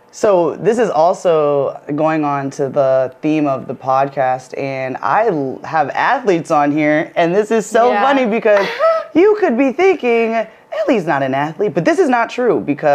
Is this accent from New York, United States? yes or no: no; Michigan, United States; moved away as an adult; now in Hawaii, United States; I grew up in Michigan, Midwest, through and through. Like, I have family here in Hawaii